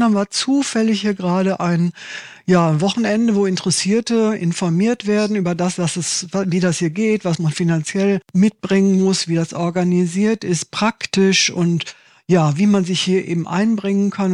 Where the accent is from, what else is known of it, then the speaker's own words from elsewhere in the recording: Waltrop, North Rhine-Westphalia, Germany; moved away as an adult; also born or lived in Italy; now in Düsseldorf, Germany; bin aus dem Ort, in dem ich groß geworden bin, das heißt Waltrop. Das ist ein Kaff in der Nähe von Dortmund